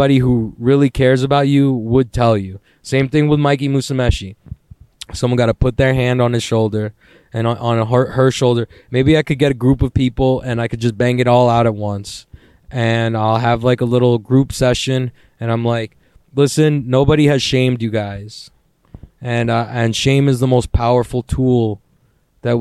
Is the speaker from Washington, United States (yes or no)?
no; New York City, New York, United States; I'm a New Yorker